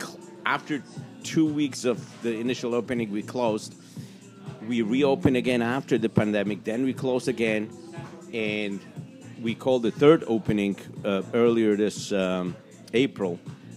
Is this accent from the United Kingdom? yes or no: no; Czechia; now in Chicago, United States; I was born in the Czech Republic.